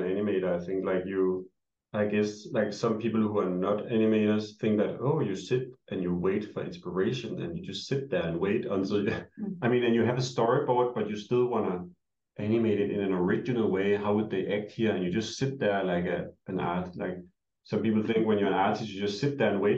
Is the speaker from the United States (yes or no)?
no; Denmark; moved away; we're both from Denmark